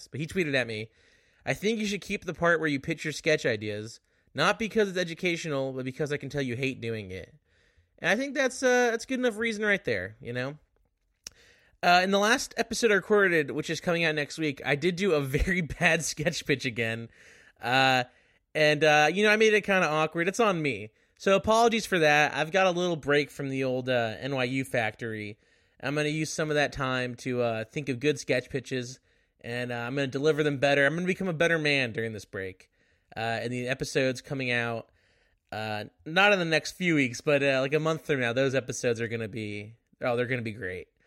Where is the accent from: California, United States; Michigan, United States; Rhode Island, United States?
California, United States; Beverly Hills; I grew up in Beverly Hills, California.